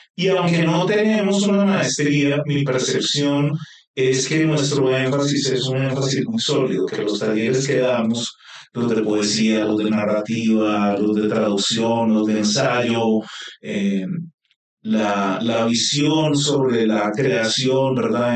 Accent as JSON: {"language": "Spanish", "region": "Bogotá", "country": "Colombia", "tie": "born or raised there", "also_born_or_lived": "Montelíbano, Córdoba, Colombia", "said": "yo vivía de niño en Montelíbano, en Córdoba, y luego a los siete años me vine a Bogotá"}